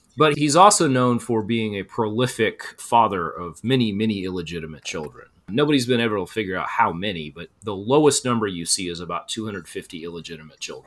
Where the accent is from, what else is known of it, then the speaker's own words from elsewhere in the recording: Texas, United States; I had taken French in undergrad because I grew up in Texas, already kind of spoke Spanish